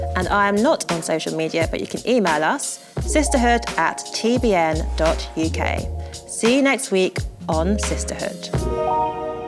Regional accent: London, United Kingdom; I'm such a Londoner

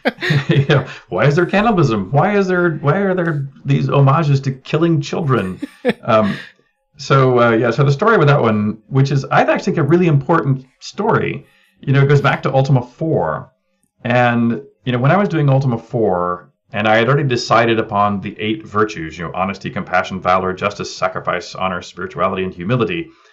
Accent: United States; also born or lived in England; I'm an American that happened to be born to American parents while uh, they were in England

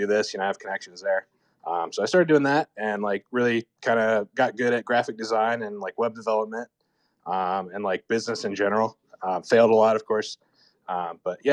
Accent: Charlotte, North Carolina, United States; my origin story is, I'm from Charlotte, North Carolina

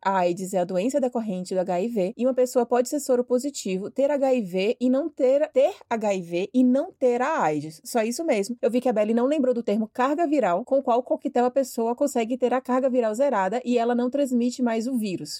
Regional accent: Bahia, Brazil; now in São Paulo, Brazil; eu sou baiana

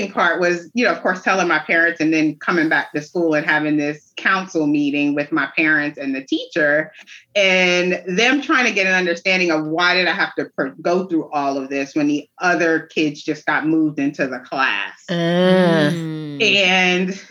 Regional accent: New York City, New York, United States; also born or lived in Brooklyn; now in North Carolina, United States; I grew up in New York City, Staten Island, to be exact

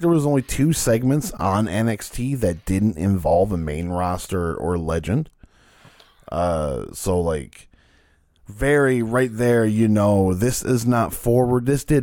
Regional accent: Canada; being a Canadian

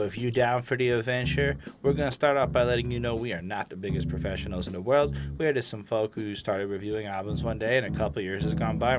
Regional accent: New York, United States; I love this album. I'm totally biased, though. I'm 35 from New York, so I guess you see why.

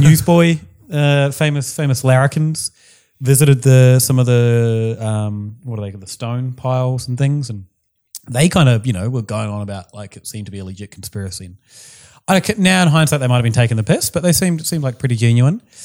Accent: New Zealand; accent: New Zealand; my New Zealand accent

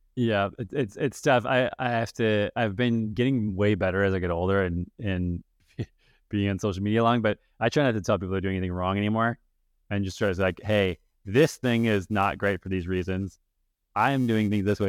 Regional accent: Minnesota, United States; I grew up in Minnesota

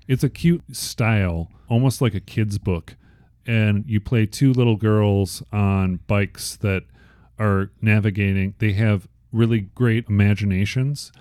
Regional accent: Chicago, Illinois, United States; I was born in Chicago

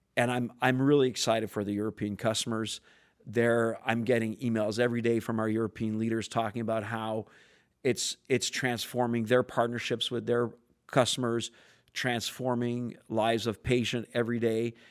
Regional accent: Canada; I'm French Canadian

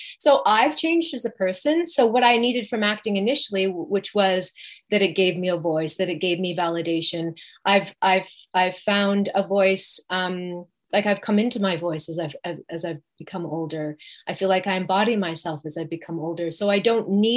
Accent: West Coast, Canada; moved away as an adult; also born or lived in Toronto; it brought me to Toronto because I grew up on the West Coast.

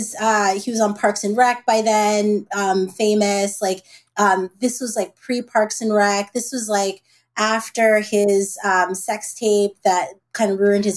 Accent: Brooklyn, New York, United States; now in Los Angeles, United States; I'm new from Brooklyn, new to LA.

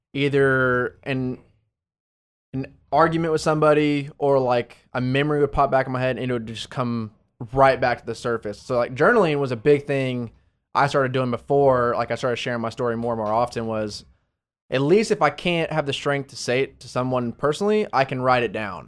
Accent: Arlington, Texas, United States; also born or lived in Dallas, Texas / Florida; I grew up in the Dallas, Fort Worth area, lived in Arlington most of my life

